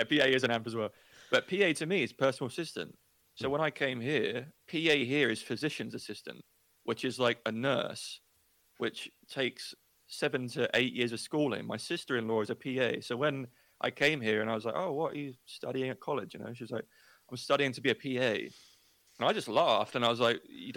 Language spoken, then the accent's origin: English; England, United Kingdom; moved away as an adult; also born or lived in Australia; now in United States; I'm English